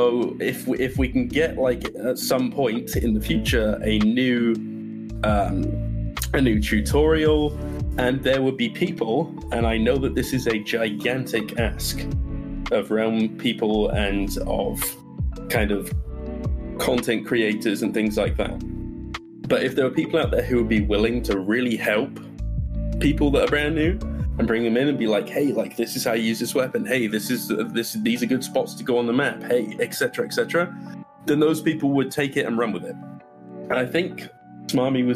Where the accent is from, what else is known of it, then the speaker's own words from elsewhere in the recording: England, United Kingdom; accent: English; moved away as an adult; also born or lived in Scotland / Florida; now in United States; I am originally born and raised in England until I was about 18. I moved to Scotland for 3 years